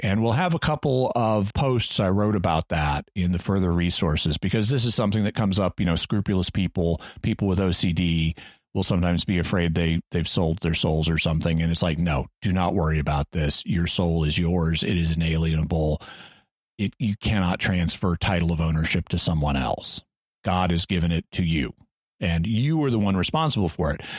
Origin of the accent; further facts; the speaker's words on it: Branson, Missouri, United States; I grew up near Branson, Missouri